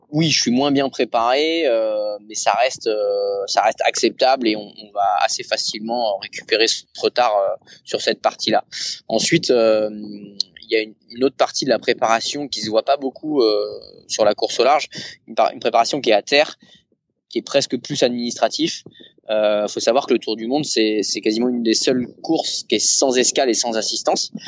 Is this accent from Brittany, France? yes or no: yes; Saint-Malo, Brittany, France; moi je suis de Saint-Malo